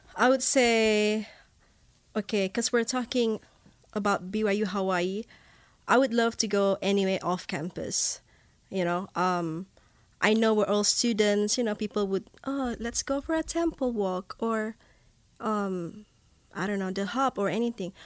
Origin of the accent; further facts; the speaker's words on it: Borneo, Malaysia; first language Bidayuh; English is a second language; moved away as an adult; also born or lived in Manchester, England; now in Laie, United States; I'm from Malaysia